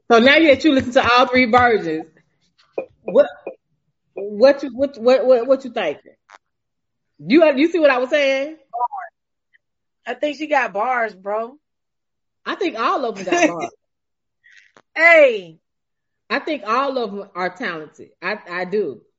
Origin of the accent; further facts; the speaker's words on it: Missouri, United States; now in Metro Atlanta, United States; I'm from Missouri, right?